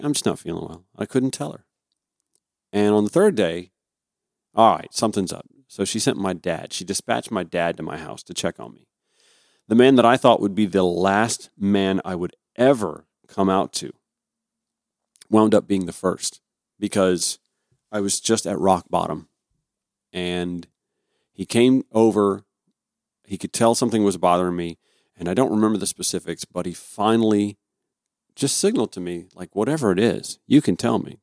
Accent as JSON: {"language": "English", "town": "Augusta", "region": "Georgia", "country": "United States", "tie": "born or raised there", "said": "my hometown of Augusta, Georgia"}